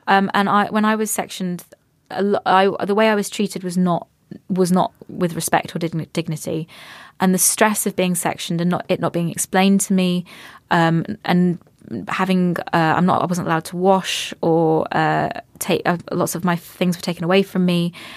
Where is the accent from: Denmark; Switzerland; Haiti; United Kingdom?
United Kingdom; Cambridge, East of England; I come from a family that's raised me to to be I've come Cambridge. We we come from Cambridge